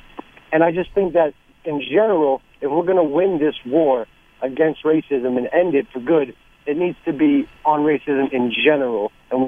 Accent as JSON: {"language": "English", "town": "New York City", "region": "New York", "country": "United States", "said": "I'm 24 years old. I'm from Brooklyn, which is, you know, a heavily minority, you know, area."}